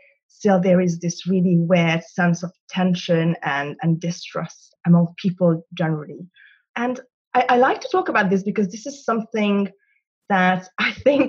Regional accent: Budapest, Hungary; moved away as an adult; now in London, United Kingdom; So I'm originally Hungarian. I'm from Budapest, from the Pest side, which is very important for very complicated identity reasons. And I moved to the UK. So I live in London now. I moved here 5.5 years ago.

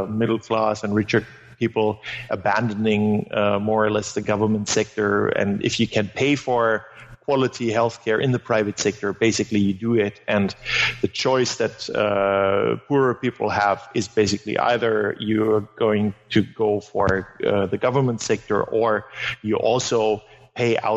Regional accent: Germany; first language German; English is a second language; in Germany, and, and German is my mother tongue.

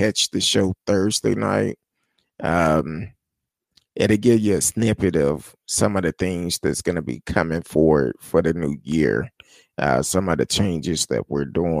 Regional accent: United States; as American people

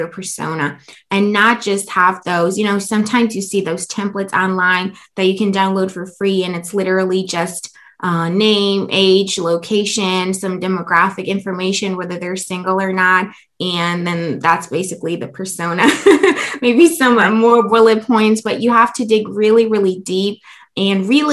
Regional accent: Germany; moved away as an adult; now in United States; I come from Germany

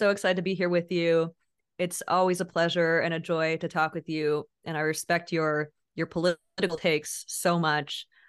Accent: Indonesia; now in United States; So basically, I grew up overseas. I grew up in Indonesia

